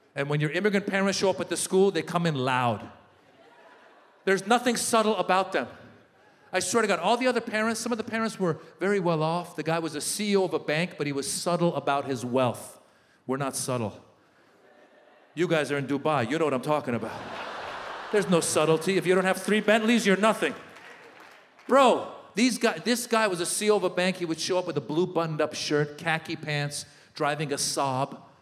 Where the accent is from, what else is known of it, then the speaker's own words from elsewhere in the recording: Marin County, Northern California, United States; also born or lived in Iran; I moved in late 78 from Iran to Northern California. It was a place called Marin County.